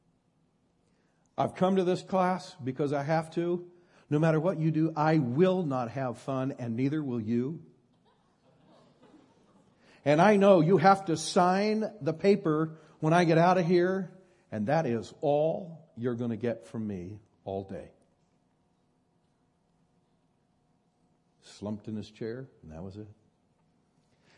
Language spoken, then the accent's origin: English; Northern California, United States; I'm from Northern California